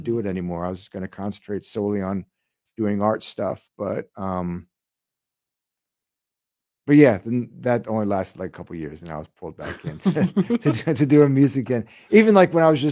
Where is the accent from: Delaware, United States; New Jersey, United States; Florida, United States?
Delaware, United States; Newark; also born or lived in Long Island, New York; I moved down to Delaware, and then I grew up down there